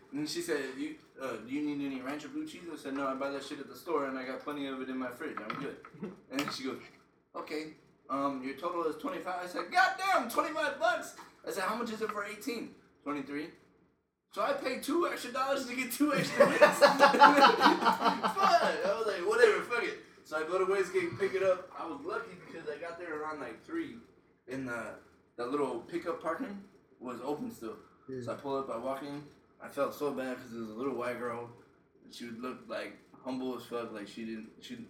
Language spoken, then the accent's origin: English; Newark, New York, United States; moved away as an adult; also born or lived in Phoenix, Arizona / Lubbock, Texas; now in Arizona, United States; I'm actually from Newark, New York, which is a small ass town in New York